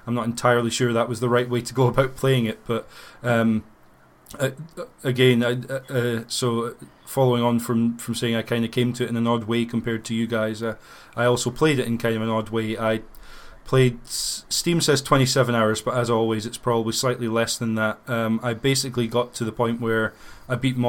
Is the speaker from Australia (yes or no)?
no; United Kingdom; growing up in Britain